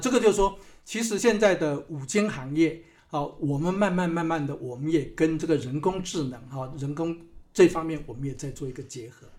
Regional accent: Hsinchu County, Taiwan; moved away as an adult; also born or lived in Canada / Shanghai, China; 我是在新竹哈，在新竹的乡下出生的

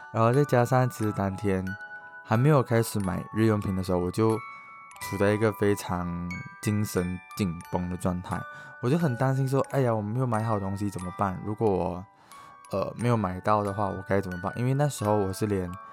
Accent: Malaysia; moved away as an adult; now in Taiwan; 主要是因为那个时候我从马来西亚来到台湾，就是直接。

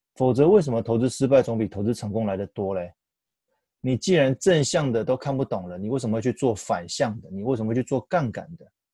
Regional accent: Taiwan; 我们台湾人很习惯一窝蜂在投资上面追求热门的标的或当下明星产业

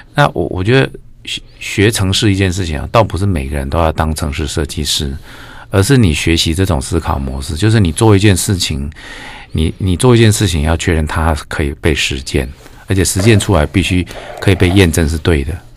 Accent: Changhua County, Taiwan; also born or lived in Kaohsiung; now in Tainan, Taiwan; 我是，我是彰化人，但是在高雄出生

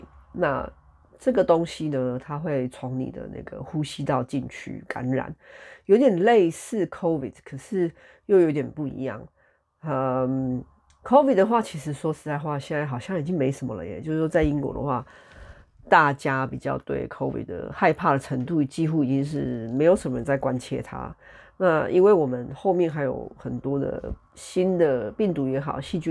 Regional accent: Taiwan; 大家身为台湾人的话，哈，或者说华人，就是如果你跟我一样是个 Chinese 的话，

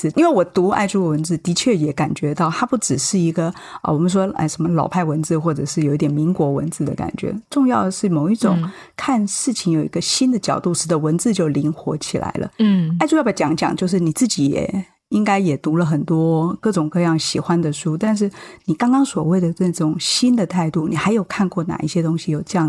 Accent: Chiayi, Taiwan; 因为我是嘉义人，我念糜。

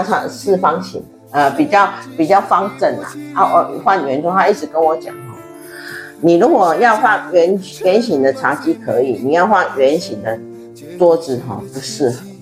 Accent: Taiwan; 长桌对我们台湾人吃饭真是挺不方便的

